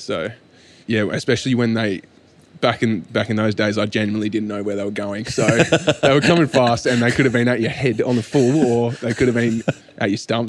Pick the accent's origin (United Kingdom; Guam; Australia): Australia; Dunsborough, Western Australia; also born or lived in Perth; So I actually grew up down in Dunsborough in the southwest of WA.